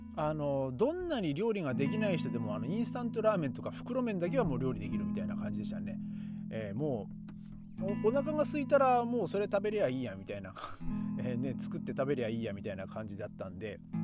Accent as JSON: {"language": "Japanese", "region": "Aomori", "country": "Japan", "tie": "born or raised there", "moved": "yes", "said": "僕の地元の青森県はですね"}